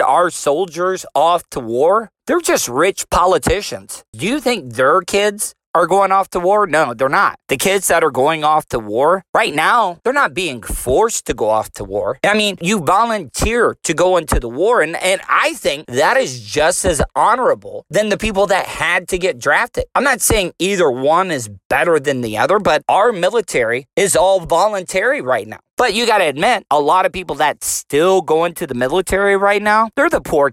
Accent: United States; as civilians, as American citizens

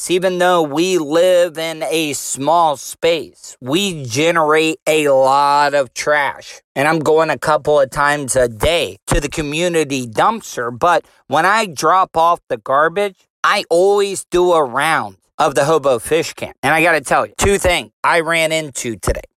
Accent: DeLeon Springs, Florida, United States; I grew up in DeLeon Springs. So I'm born and raised in Volusia County.

